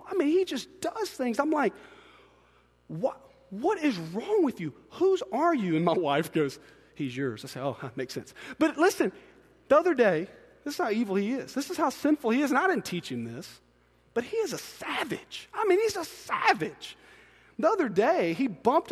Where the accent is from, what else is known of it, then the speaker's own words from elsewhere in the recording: Byram, Mississippi, United States; we grew up in Byram